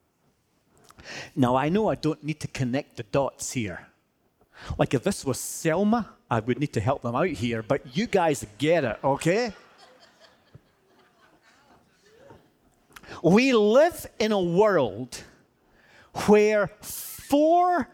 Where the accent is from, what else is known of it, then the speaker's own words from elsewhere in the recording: Scotland, United Kingdom; I'm Scottish